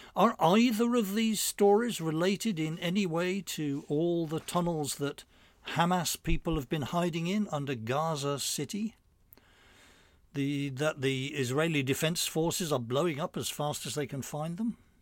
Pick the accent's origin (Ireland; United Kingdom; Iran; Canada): United Kingdom; England; moved away as an adult; now in New York, United States; I grew up in England